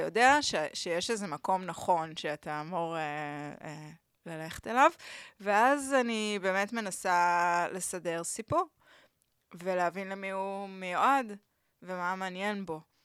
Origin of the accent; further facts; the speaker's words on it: Tel Aviv, Tel Aviv District, Israel; also born or lived in Barcelona; אני גדלתי בסביבה מאוד בוהמיאנית כזאתי